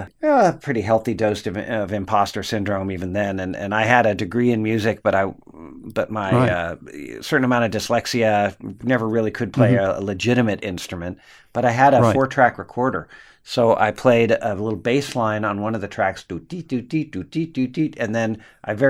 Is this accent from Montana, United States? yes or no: no; Coronado, California, United States; also born or lived in Los Angeles / Texas; I'm actually from Coronado, San Diego